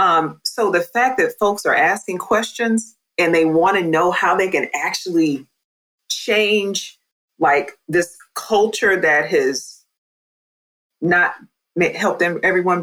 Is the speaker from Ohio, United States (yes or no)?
yes; Ohio, United States; I'm from Ohio